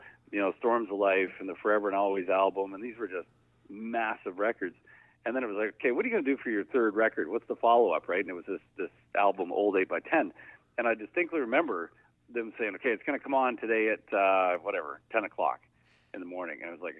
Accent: Barrie, Ontario, Canada; So I used to ride my dirt bike to the airport in my hometown here in Barrie.

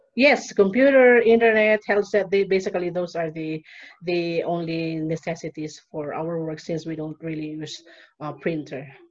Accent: Philippines; moved away as an adult; now in Peru; living now in Peru and I'm from Philippines. I've been living here in Peru for more than five years

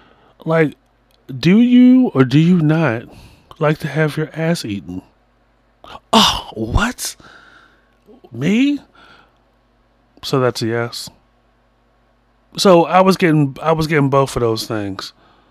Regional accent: Long Island, New York, United States; I'm from Long Island.

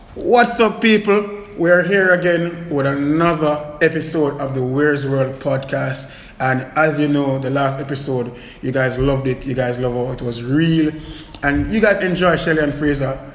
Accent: Portmore, Saint Catherine, Jamaica; as a youth growing up in Waterford

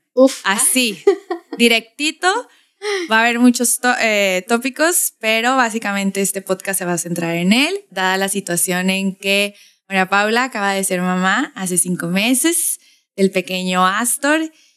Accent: Tijuana, Baja California, Mexico; accent: norteño tijuanense; mi acento norteño tijuanense

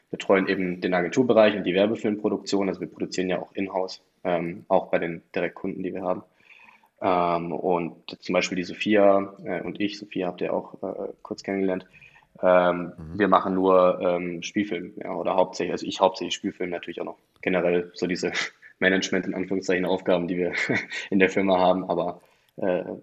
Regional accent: Tübingen, Baden-Württemberg, Germany; ich komme eigentlich aus Tübingen, ich komme nicht aus München

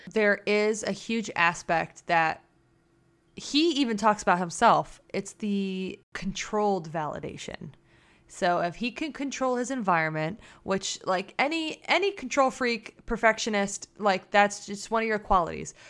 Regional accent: United States

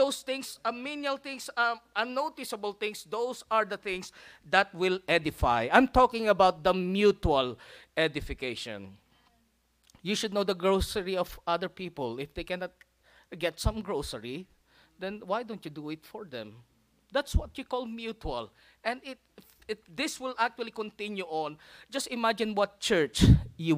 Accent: Philippines; now in United States; I'm a Filipino redneck

